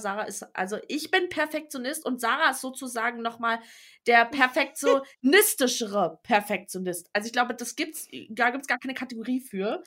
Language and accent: German; Berlin, Germany; now in Brandenburg, Germany; ich bin zwar in Berlin geboren, aber ich wohne im Speckgürtel in Brandenburg. Sprich, ich bin also keine Berlinerin